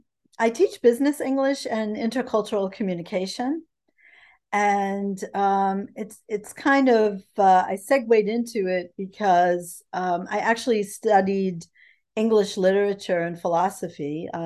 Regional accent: New Jersey, United States; moved away as an adult; now in Mainz, Germany; As you said, I was born in the United States. I grew up in New Jersey.

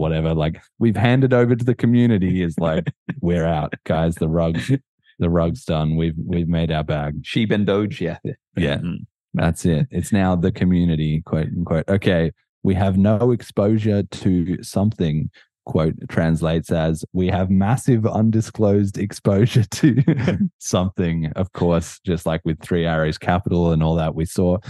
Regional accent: Australia; I'm Australian

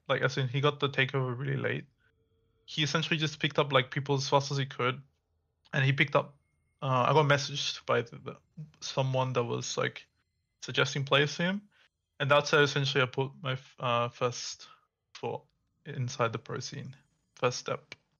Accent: Perth, Western Australia, Australia; So I went to, like, a physiotherapist here in Perth, like, back home, because I'm from Perth.

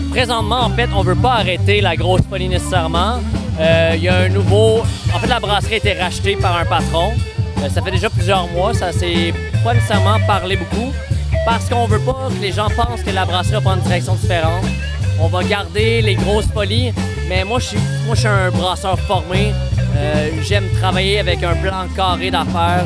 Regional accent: Abitibi, Quebec, Canada; moved away; Je viens de l'Abitibi

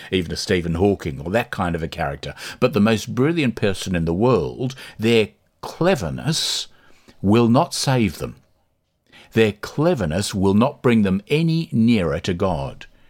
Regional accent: Australia; now in Dublin, Ireland; when I grew up in Australia

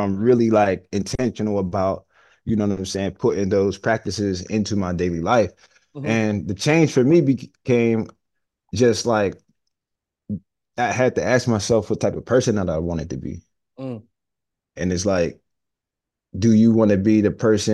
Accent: Homewood, United States; growing up in Homewood

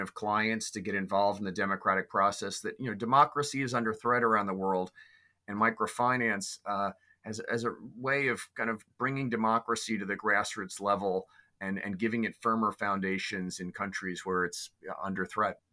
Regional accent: New York City, New York, United States; I was raised in New York City

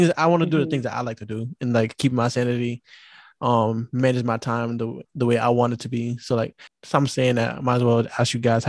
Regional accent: New York, United States; moved away; also born or lived in Chicago; I was born in Chicago, but I was raised in New York

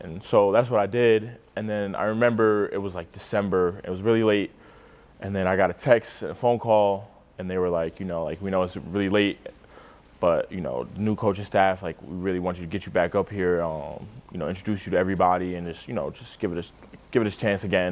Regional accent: New York City, New York, United States; moved away as an adult; now in Nebraska, United States; I'm from Staten Island, New York

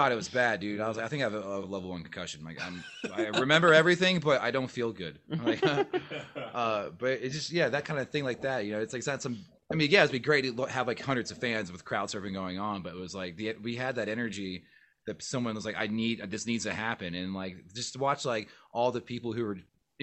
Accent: Philadelphia, Pennsylvania, United States; I'm from Philly

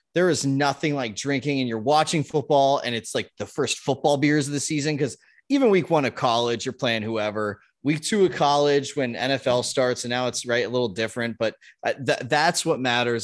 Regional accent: Southern California, United States; moved away; I grew up in Southern California

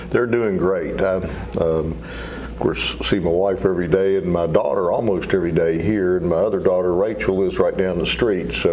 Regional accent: Chattanooga, Tennessee, United States; McCallie School in Chattanooga. Okay. I grew up in Chattanooga right. myself

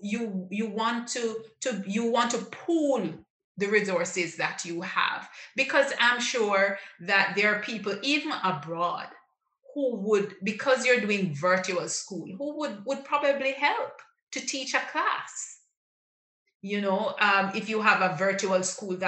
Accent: Jamaica; I'm a Jamaican, I understand the Jamaican psyche

